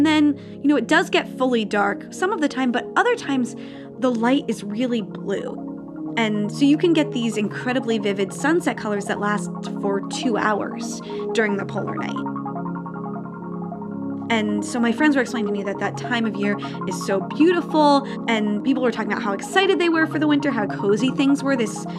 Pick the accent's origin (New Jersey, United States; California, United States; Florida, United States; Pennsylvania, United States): New Jersey, United States; moved away as an adult; also born or lived in Tromsø; growing up in New Jersey